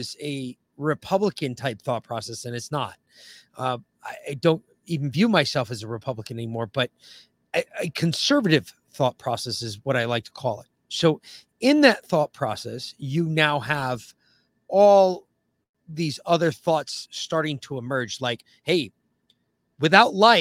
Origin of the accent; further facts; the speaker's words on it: the North, United States; moved away as an adult; growing up in the North, we did. And then you move south